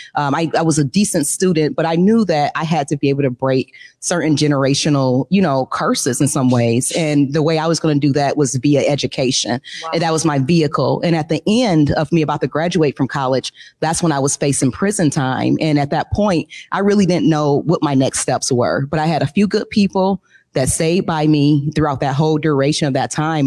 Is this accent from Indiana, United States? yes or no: no; Detroit, Michigan, United States; I grew up in Detroit